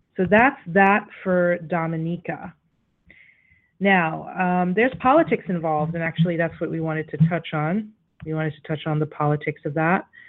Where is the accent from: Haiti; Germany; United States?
Haiti; we're quite familiar to as Haitians